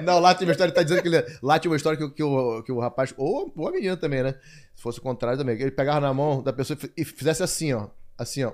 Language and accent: Portuguese; Manaus, Amazonas, Brazil; moved away as an adult; also born or lived in São Paulo; Depois eles foram morar em Manaus, aí foi quando eu nasci. E, e aí vivia até meus 24 anos em Manaus.